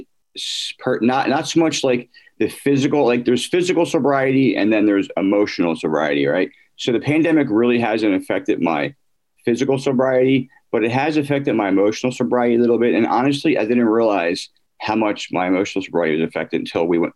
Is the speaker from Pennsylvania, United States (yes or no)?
yes; Drexel Hill, Pennsylvania, United States; I grew up out in Delaware County, mm-hmm. in the suburbs of, I grew up in Drexel Hill